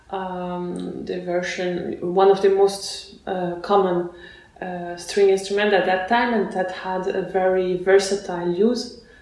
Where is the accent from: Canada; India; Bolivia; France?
France; also born or lived in Russia / Barcelona, Spain / Lyon, France / Basel, Switzerland; I was born in Russia and then I grew up in France